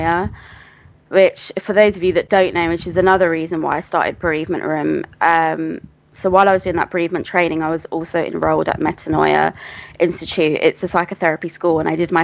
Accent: Greater London, United Kingdom; I grew up in Greater London. I still live in Greater London.

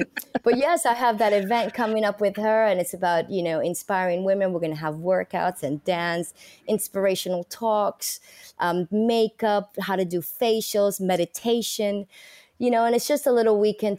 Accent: Bronx, New York, United States; I come from the Bronx, you know.

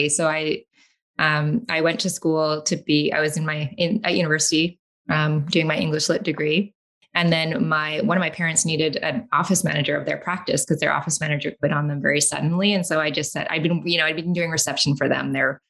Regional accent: Canada; also born or lived in London, England; Only because my mother is British and she went home to have me. So then I came back to Canada. I think I was a week old. So I'm Canadian

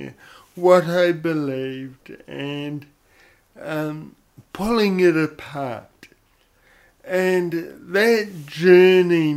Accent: Papakura, Auckland, New Zealand; I grew up in Papakura in South Auckland, know and love that area, that is my home.

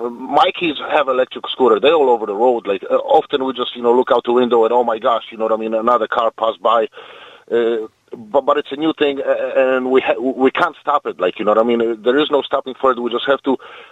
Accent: Poland; English is a second language; Poland. It was a Fiat 126P.

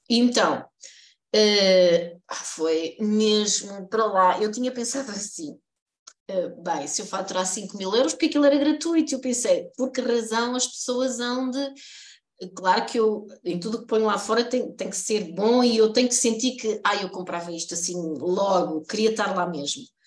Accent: Coimbra, Centro, Portugal; eu sou de Coimbra e a minha infância foi toda passada na Baixa

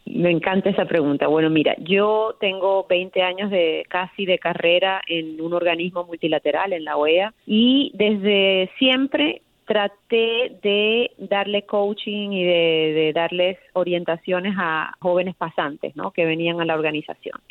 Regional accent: Venezuela; now in United States; yo soy venezolana americana

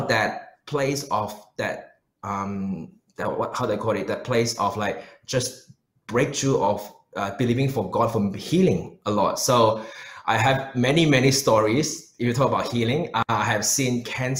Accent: Malaysia; moved away as an adult; also born or lived in New Zealand; now in Melbourne, Australia; I was born in Malaysia

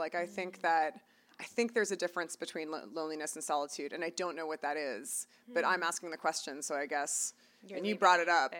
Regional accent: Toronto, Ontario, Canada; now in United States; we're both from Toronto

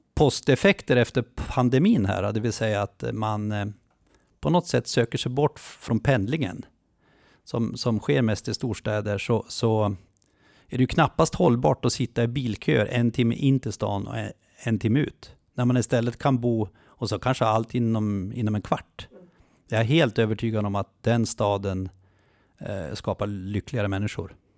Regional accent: Jämtland, Sweden; jag är jämte så jag kan slåss för hela Jämtland

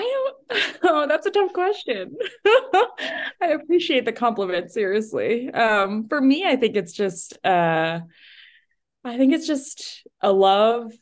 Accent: New Hampshire, United States; moved away; I, I grew up, I'm from New Hampshire originally

